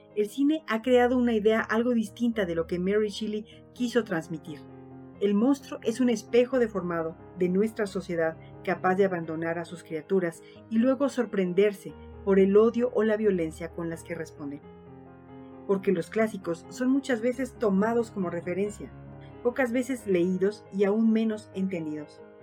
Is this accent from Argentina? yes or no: no; Mexico